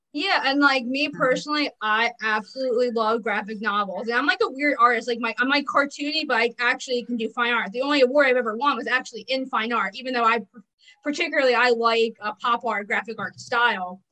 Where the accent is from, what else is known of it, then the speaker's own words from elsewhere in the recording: New Jersey, United States; I'm from New mm-hmm. Jersey and I live on the street the Jersey Devil was born on